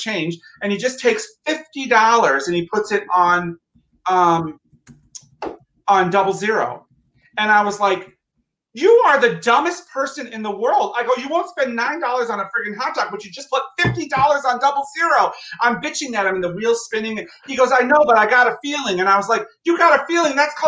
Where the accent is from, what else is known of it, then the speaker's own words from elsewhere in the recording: Plattsburgh, New York, United States; I'm from Plattsburgh, and you know, Rochester and Plattsburgh are like 6 hours, 7 hours apart.